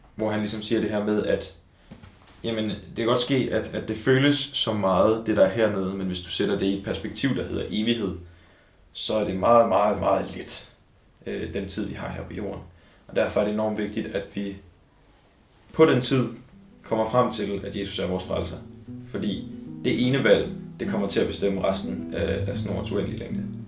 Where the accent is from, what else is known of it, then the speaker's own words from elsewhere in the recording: Copenhagen, Capital Region of Denmark, Denmark; jeg kommer fra Vandløse, som ligger lige ude for København. Øhm, og jeg er vokset op i et øh, hjem med kristne forældre